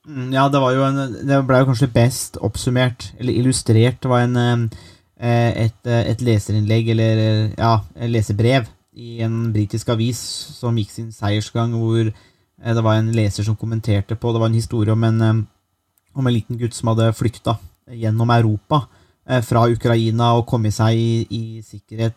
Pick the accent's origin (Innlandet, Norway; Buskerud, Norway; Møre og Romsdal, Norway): Buskerud, Norway; jeg kommer fra Buskerud.